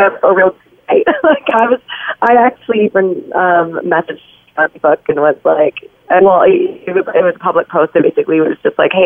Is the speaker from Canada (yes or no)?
yes; Guelph, Ontario, Canada; my hometown in Guelph